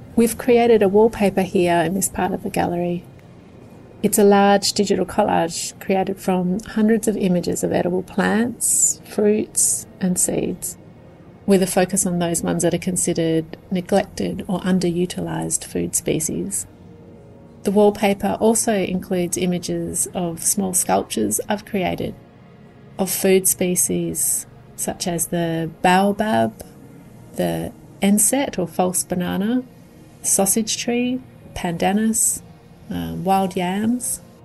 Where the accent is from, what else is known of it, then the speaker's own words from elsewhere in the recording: Australia; I'm an artist from Australia